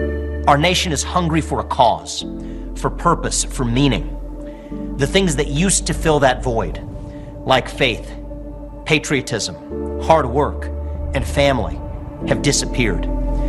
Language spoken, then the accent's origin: English; Ohio, United States; I grew up in Ohio in the 90s as a skinny kid with nerdy glasses and a funny last name.